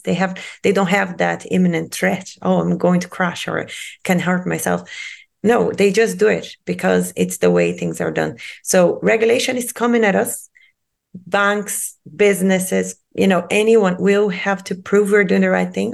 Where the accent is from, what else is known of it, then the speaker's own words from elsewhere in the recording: Rio de Janeiro, Brazil; moved away; I'm originally from Rio de Janeiro in Brazil, and I was born and raised by the sea